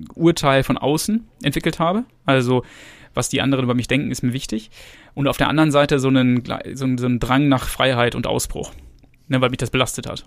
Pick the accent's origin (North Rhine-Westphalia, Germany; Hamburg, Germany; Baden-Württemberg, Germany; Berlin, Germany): North Rhine-Westphalia, Germany; Gütersloh; ich bin in Gütersloh geboren. Ähm, also das ist in der Nähe von Bielefeld